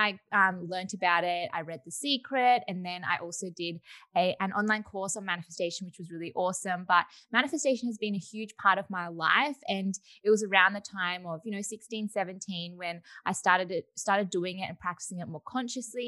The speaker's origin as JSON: {"language": "English", "town": "Melbourne", "region": "Victoria", "country": "Australia", "said": "I am 22 years old and I am from Melbourne, Australia"}